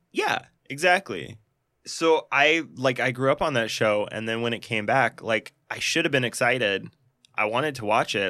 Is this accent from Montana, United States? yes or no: yes; Montana, United States; I grew up in Montana.